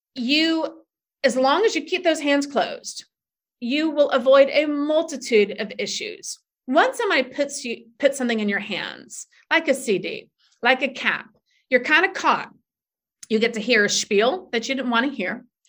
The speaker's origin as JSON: {"language": "English", "town": "Tallahassee", "region": "Florida", "country": "United States", "tie": "born or raised there", "moved": "as an adult", "lives_now": "New York City, United States", "said": "I came from Tallahassee, Florida. And there's not a huge amount of diversity, or there wasn't when I was growing up in the 80s."}